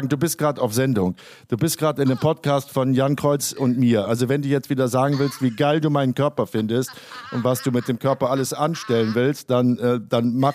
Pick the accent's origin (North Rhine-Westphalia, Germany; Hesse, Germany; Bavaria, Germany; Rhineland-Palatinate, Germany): North Rhine-Westphalia, Germany; Bonn; Als, als Bonner ist es ja nach äh, Röndorf, äh, glaube ich, 20 Minuten oder so.